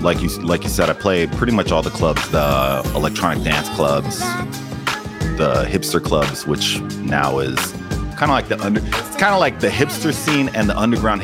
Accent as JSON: {"language": "English", "town": "Pomona", "region": "California", "country": "United States", "tie": "born or raised there", "moved": "yes", "lives_now": "New York, United States", "said": "Born and raised in Pomona, California, but I moved to New York in 2002."}